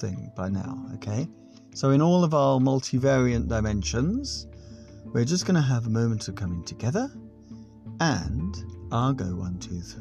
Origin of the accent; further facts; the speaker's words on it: United Kingdom; we're British